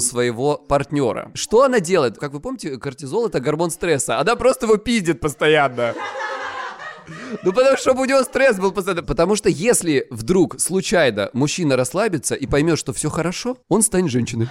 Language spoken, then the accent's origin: Russian; Krasnodar Krai, Russia; я с Кубани